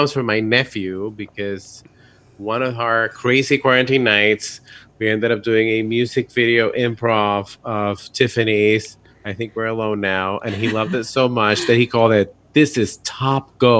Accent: San Juan, Puerto Rico; accent: Puerto Rico; I am from San Juan, Puerto Rico.

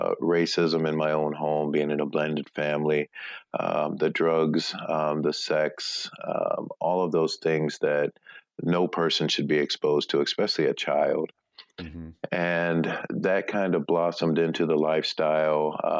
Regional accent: Akron, Ohio, United States; I was born and raised in Akron, Ohio. It's my hometown

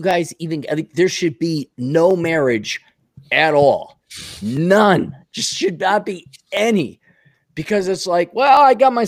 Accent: Milwaukee, Wisconsin, United States; grew up in Milwaukee in the 80s and 70s.

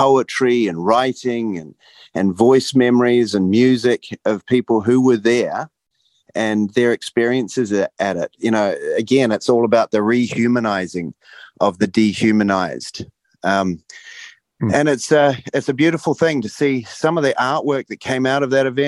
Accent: Rotorua, Bay of Plenty, New Zealand; My hometown

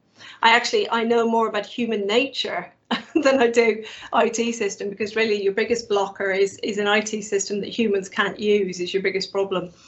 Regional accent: Ireland; now in United Kingdom; it's been harder being Irish

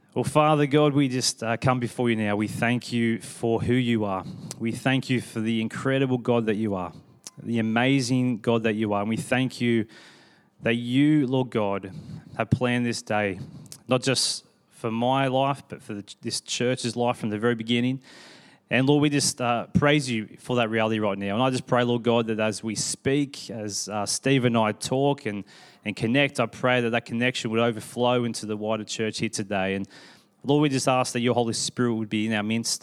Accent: Sydney, New South Wales, Australia; now in Perth, Australia; my family grew up in Sydney.

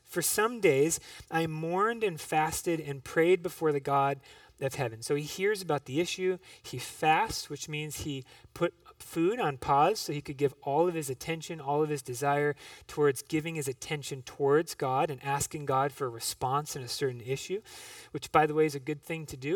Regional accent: Minneapolis, Minnesota, United States; I grew up in Minneapolis

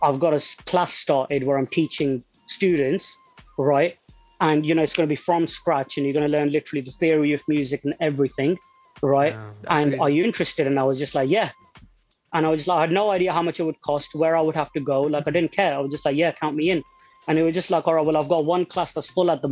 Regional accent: Nottingham, East Midlands, United Kingdom; I'm from Nottingham

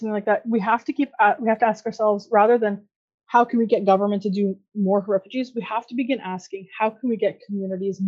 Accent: Canada; I was born in Canada

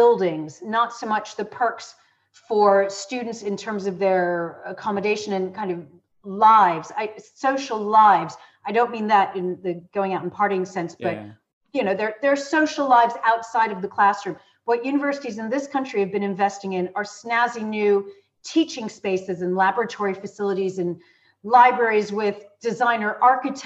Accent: United States; moved away as an adult; now in United Kingdom; I'm American, my undergraduate degree is from the States

